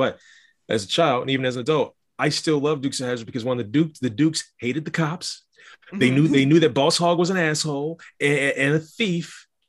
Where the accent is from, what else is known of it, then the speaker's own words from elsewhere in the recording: Ohio, United States; also born or lived in Valdosta, Georgia; now in Lexington, United States; I was born in Valdosta, Georgia, transferred up to Ohio at the age of 5. But I moved to Lexington, Kentucky 13 years ago, 14 years ago, actually.